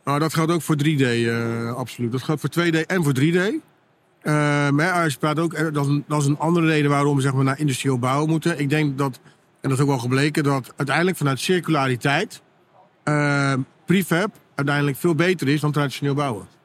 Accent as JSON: {"language": "Dutch", "country": "Netherlands", "said": "wij als Nederlanders"}